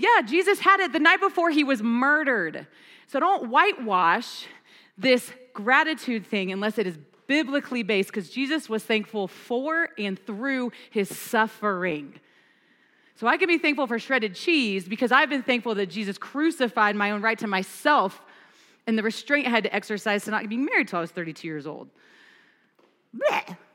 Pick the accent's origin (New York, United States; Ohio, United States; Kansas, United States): Kansas, United States; now in Fort Collins, United States; I'm from Kansas